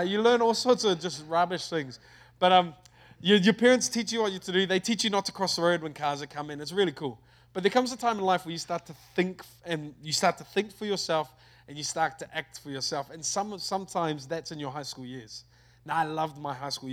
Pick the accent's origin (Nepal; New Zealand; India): New Zealand; Auckland; I'm from New Zealand. From a place in New Zealand called Auckland. I love my country